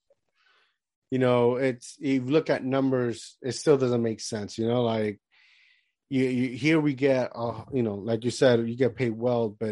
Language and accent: English; Puerto Rico; moved away; I grew up in Puerto Rico all my life, so like, I'm a Caribbean dude.